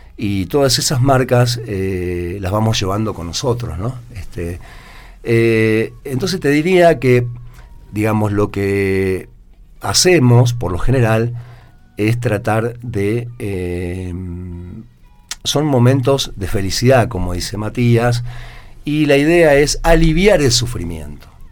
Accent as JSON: {"language": "Spanish", "country": "Argentina", "also_born_or_lived": "Córdoba", "said": "como sociedad argentina"}